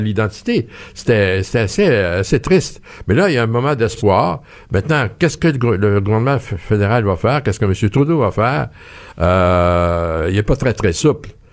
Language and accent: French; Quebec, Canada; on est québécois.